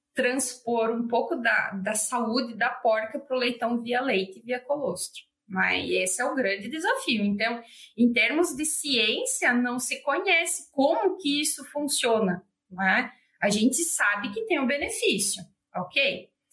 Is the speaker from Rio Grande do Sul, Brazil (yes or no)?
yes; Santo Cristo, Rio Grande do Sul, Brazil; eu sou de Santo Cristo. Ele é o maior produtor de suínos do estado, do Rio Grande do Sul